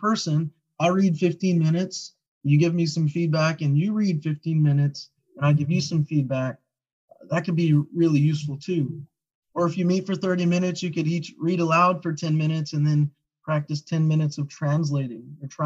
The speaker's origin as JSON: {"language": "English", "region": "Kentucky", "country": "United States", "also_born_or_lived": "Hawaii", "moved": "as an adult", "lives_now": "Oahu, United States", "said": "I'm from Kentucky"}